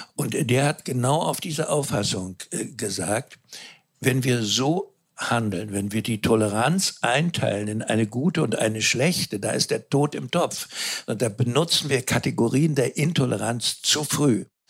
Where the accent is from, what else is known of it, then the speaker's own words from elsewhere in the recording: Mecklenburg-Vorpommern, Germany; Ich selber bin Mecklenburger